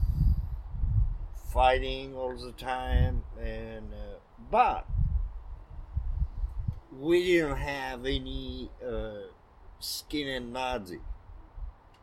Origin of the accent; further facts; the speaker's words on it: Roubaix, Hauts-de-France, France; English is a second language; now in Portland, United States; I'm from Roubaix